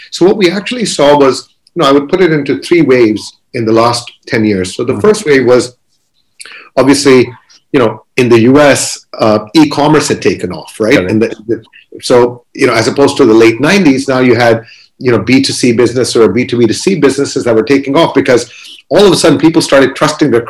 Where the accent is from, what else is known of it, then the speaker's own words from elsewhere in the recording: Kuwait; we grew up in Kuwait. We actually went through a war.